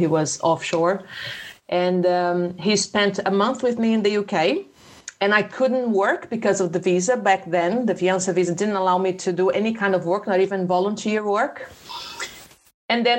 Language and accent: English; Petrópolis, Rio de Janeiro, Brazil; accent: carioca (from the mountains); first language Portuguese; English is a second language; moved away as an adult; now in United Kingdom; I came from Rio, okay, it's a small city in Rio, Petrópolis